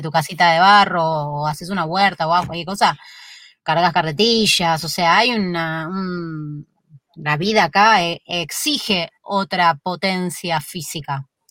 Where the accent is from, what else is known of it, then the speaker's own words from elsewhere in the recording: Buenos Aires, Argentina; moved away as an adult; now in San Luis, Argentina; yo soy de Flores, un barrio de, la capital, eh, muy céntrico, en el medio de la capital, creo que por la esquina de mi casa, yo me crié ahí a media cuadra de Plaza Flores